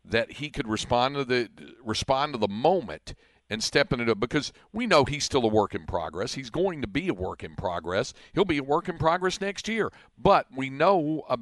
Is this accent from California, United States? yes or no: no; Greensboro, North Carolina, United States; my hometown of Greensboro